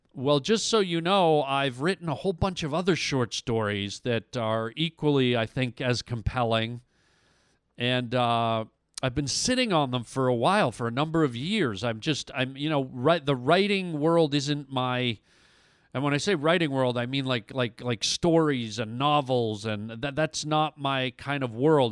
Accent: Canada; I'm Canadian

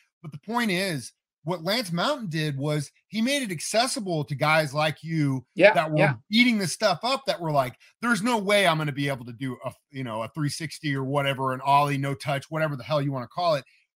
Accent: Midwest, United States; a lot of people, especially growing up in the Midwest, you know, we play football, we play baseball, basketball.

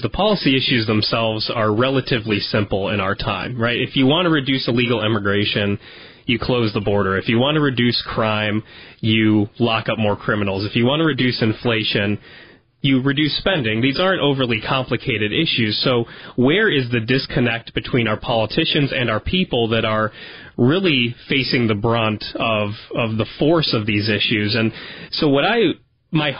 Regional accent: Chardon, Ohio, United States; I was born and raised in Chardon, Ohio, so I'm a lifelong Northeast Ohioan

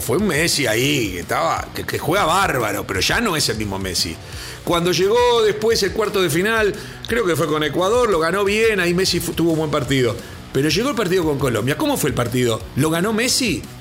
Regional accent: Uruguay; Como uruguayo

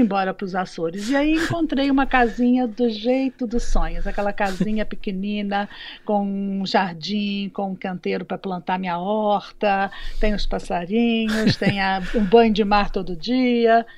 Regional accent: Belo Horizonte, Minas Gerais, Brazil; moved away as an adult; also born or lived in Rio de Janeiro / Lisbon; now in São Miguel, Portugal; em Belo Horizonte, lá nasci, uhum. lá me criei

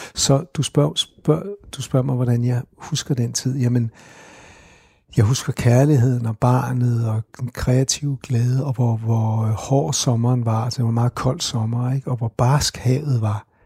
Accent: Copenhagen, Capital Region of Denmark, Denmark; Og jeg er vokset op på Christianshavn

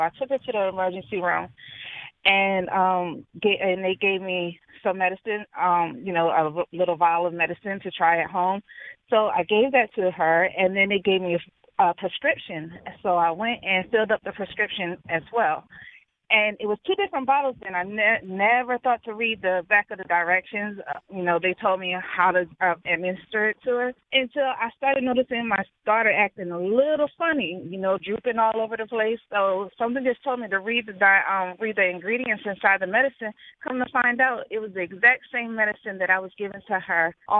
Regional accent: Durham, North Carolina, United States; I'm from Durham, North Carolina.

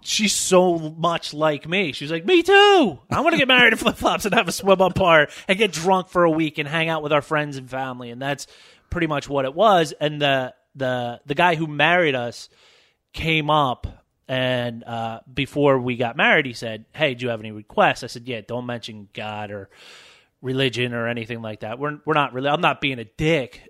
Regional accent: Philadelphia, Pennsylvania, United States; I grew up in Philadelphia

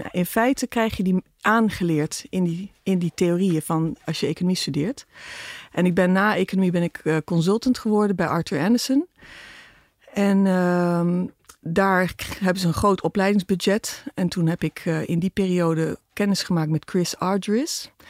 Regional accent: Philippines; born there; Ik ben in de Filipijnen geboren. Dus die expats hè, vanwege Philips.

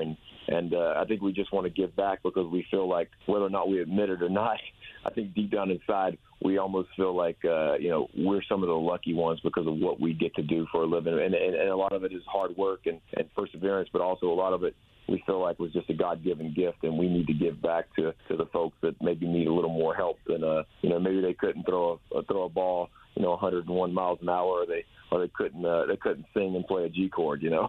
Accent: Camden, South Carolina, United States; moved away as an adult; also born or lived in Murfreesboro, Tennessee; now in Nashville, United States; Camden, South Carolina is about four, four and a half hours from Atlanta

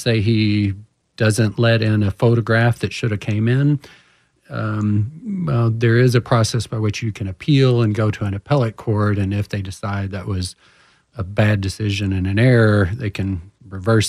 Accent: Houston, Texas, United States; I'm from Houston originally

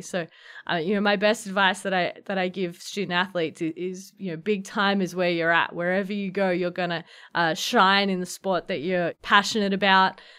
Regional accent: Melbourne, Victoria, Australia; moved away as an adult; now in Providence, United States; growing up in Australia

